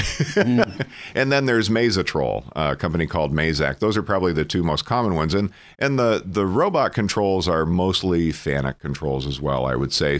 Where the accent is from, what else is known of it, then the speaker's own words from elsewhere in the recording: Emporium, Pennsylvania, United States; I'm from Cameron County. I'm from Emporium